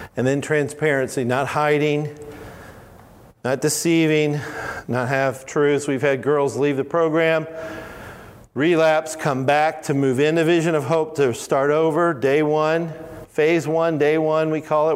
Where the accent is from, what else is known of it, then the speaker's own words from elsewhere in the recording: Alabama, United States; I'm from Alabama. In Alabama, we say all of y'all.